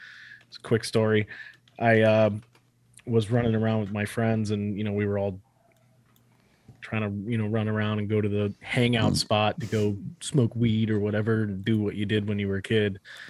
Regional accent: Cape Coral, Florida, United States; When I was a kid growing up in Cape Coral

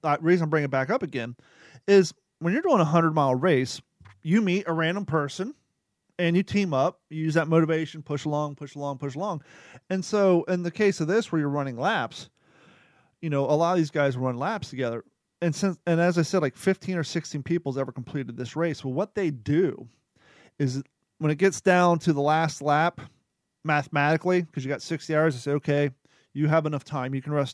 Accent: Kentucky, United States; I'm from Kentucky

